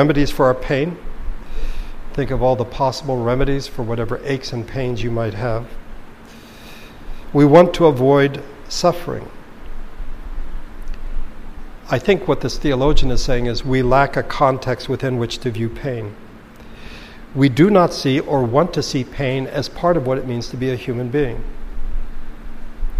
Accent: United States

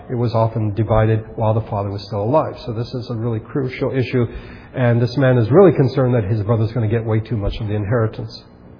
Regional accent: United States; I'm an American and I live in this country

